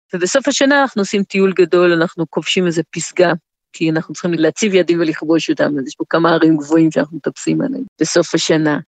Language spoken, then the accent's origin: Hebrew; Rehovot, Central District, Israel; moved away as an adult; now in Eswatini; גדלתי ברחובות